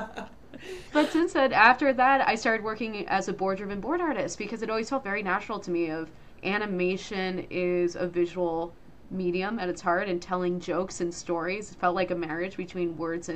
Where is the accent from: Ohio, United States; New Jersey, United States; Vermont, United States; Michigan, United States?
New Jersey, United States; I grew up in New Jersey